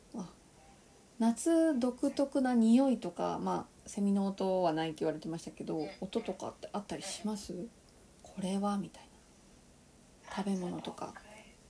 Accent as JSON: {"language": "Japanese", "region": "Kansai", "country": "Japan", "said": "私、関西人なのに"}